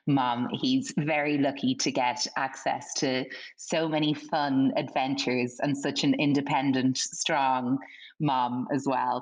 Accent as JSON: {"language": "English", "country": "Ireland", "said": "it's my home country"}